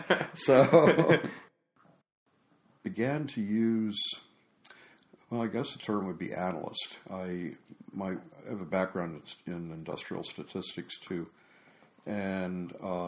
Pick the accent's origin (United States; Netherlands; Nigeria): United States; South Carolina; South Carolina.